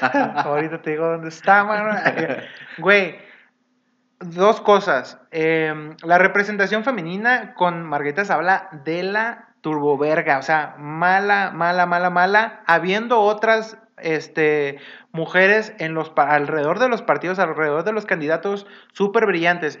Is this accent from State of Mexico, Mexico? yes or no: no; Mazatlán, Sinaloa, Mexico; moved away; yo no soy de acá, yo soy de Sinaloa.